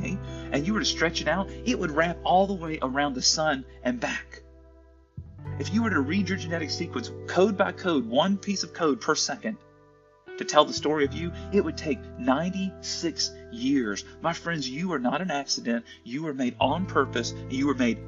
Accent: the South, United States; I'm from the South in the United States

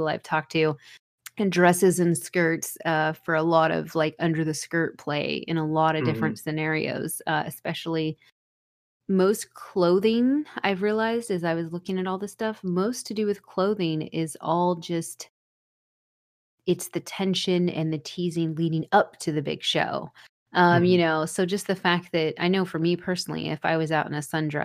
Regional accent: the South, United States; I'm from the South

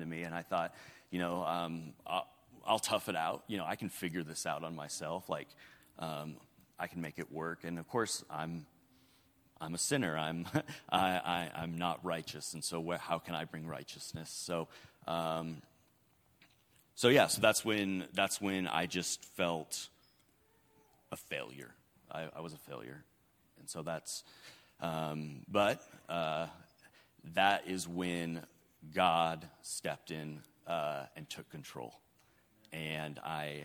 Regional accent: up by Seattle, Washington, United States; now in Arkansas, United States; I'm originally from uh, Washington State, uh, up by Seattle, Washington, and uh, I grew up

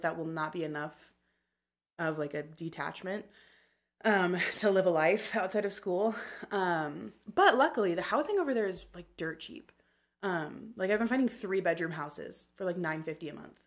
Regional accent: Meridian, Idaho, United States; also born or lived in Boise; I was in the same ward um, or, like, area from the time I was six until I was twelve

